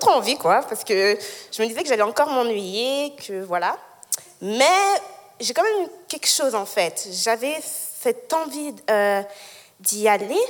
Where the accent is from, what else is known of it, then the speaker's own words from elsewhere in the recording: Lausanne, Vaud, Switzerland; also born or lived in Geneva; je suis née à Genève, mais j'ai grandi à Lausanne